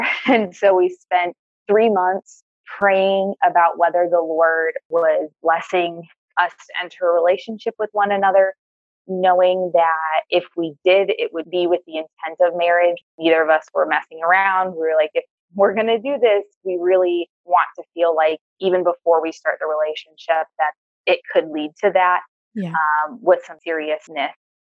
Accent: Michigan, United States; now in Israel; So I am originally from Michigan in the U.S. I grew up moving around a lot, but feeling called to overseas ministry.

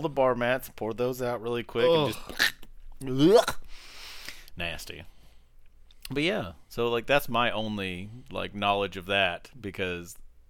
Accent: United States; in the time period we grew up in America, there wasn't a good, like, what's the word, like, avenue to find these things.

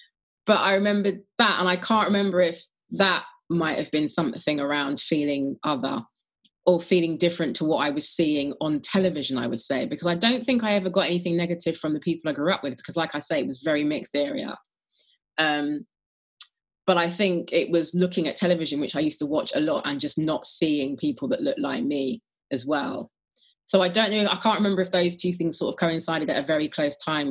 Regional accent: London, United Kingdom; I grew up in Brent, which is one of the most diverse, if not the most diverse borough. It certainly was in the 70s and 80s anyway, in London

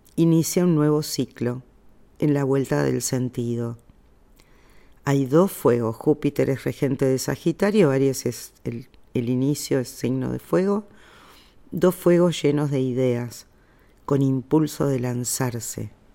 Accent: Argentina; yo soy argentina

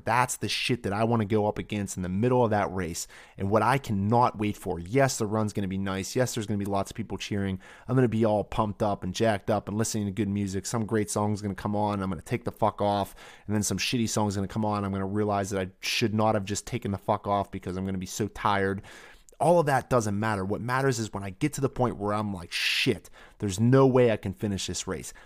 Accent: Pittsburgh, Pennsylvania, United States; A beautiful tour around Three Rivers in Pittsburgh, my hometown, the temple of my sacred ground

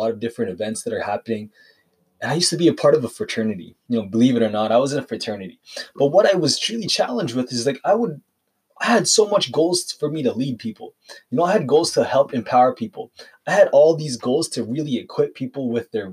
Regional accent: Calgary, Alberta, Canada; I'm from Calgary

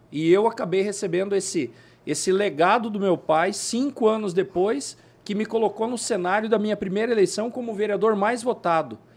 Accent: Nova Santa Rosa, Paraná, Brazil; born there; also born or lived in Palotina; now in Sorriso, Brazil; Eu nasci em Nova Santa Rosa, Paraná. Morávamos em Palotina em 84.

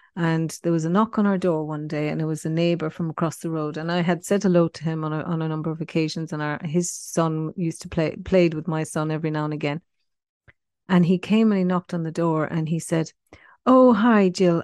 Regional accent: Cork, Munster, Ireland; moved away as an adult; also born or lived in Paris, France; now in Perth, Australia; I was born in Ireland in nineteen sixty-six, um, in Cork, and that's where I spent the first eighteen years of my life.

